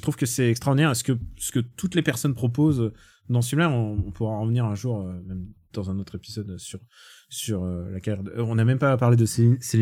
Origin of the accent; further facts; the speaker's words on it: Russia; moved away; je suis russe, je peux, je peux parler en russe